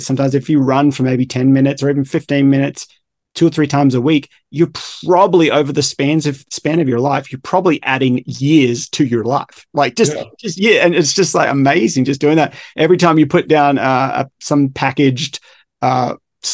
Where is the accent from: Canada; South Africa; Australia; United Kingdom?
Australia; I'm a big surfer, obviously, growing up in Australia